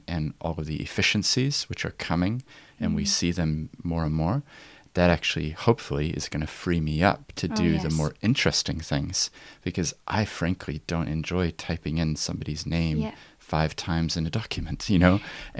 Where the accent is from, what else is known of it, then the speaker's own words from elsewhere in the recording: Christchurch, Canterbury, New Zealand; I've been away from New Zealand for 11 years. And despite my accent, I actually did grow up here in Christchurch.